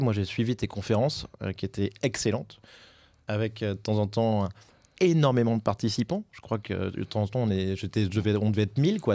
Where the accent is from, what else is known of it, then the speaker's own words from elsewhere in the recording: France; en tant que Français